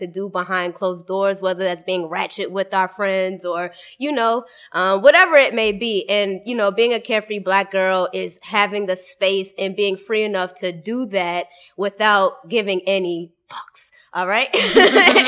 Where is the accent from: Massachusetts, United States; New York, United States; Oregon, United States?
Massachusetts, United States; Boston; now in Atlanta, United States; I'm repping Boston, all right? But I do live in Atlanta now, but I'm definitely repping Boston.